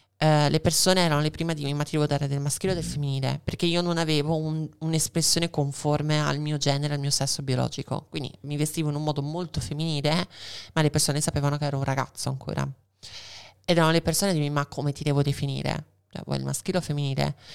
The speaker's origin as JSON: {"language": "Italian", "region": "Veneto", "country": "Italy", "also_born_or_lived": "Argentina", "said": "Da buona veneta e anche in parte argentina"}